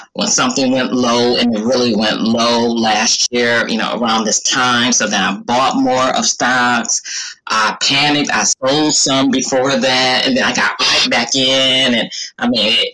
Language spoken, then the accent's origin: English; Flint, Michigan, United States; moved away as an adult; now in Maryland, United States; I was born in Flint, Michigan a long time ago, and I have been in Maryland longer than I've been in Michigan. So I lived there when I was 19